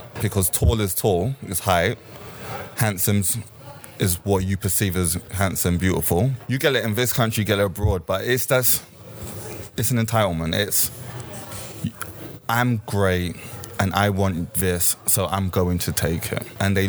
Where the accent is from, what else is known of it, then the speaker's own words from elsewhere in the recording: Jamaica; born there; Me personally, I'm Jamaican. I was born in Jamaica, and I was in Jamaica on holiday because I raised my entire life in this city.